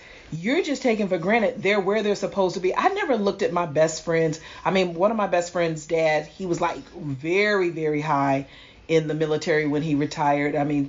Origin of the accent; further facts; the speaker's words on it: Virginia, United States; Well, see, I grew up in Virginia, where we have, you know, 5, 6, 7 naval bases and army bases growing up.